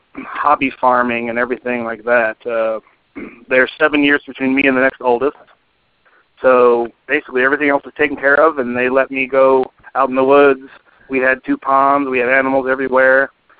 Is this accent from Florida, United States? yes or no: no; Fort Wayne, Indiana, United States; I'm from Fort Wayne, Indiana. I'm the youngest out of 10 kids, five boys, five girls. I was raised until 13 years old as Mormon.